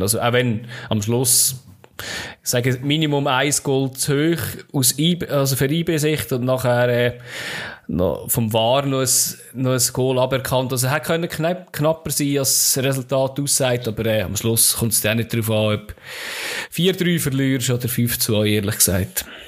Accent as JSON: {"language": "German", "country": "Switzerland", "said": "bei uns in der Schweiz"}